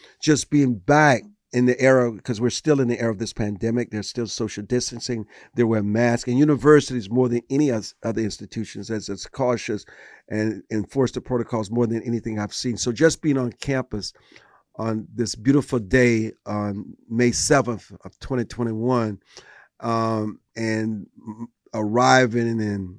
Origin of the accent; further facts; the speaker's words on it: South Carolina, United States; But you know, it was not just a return to my home state of South Carolina.